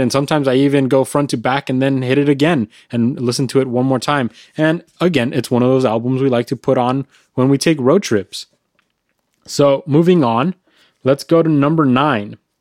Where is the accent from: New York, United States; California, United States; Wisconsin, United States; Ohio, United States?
California, United States; we're from California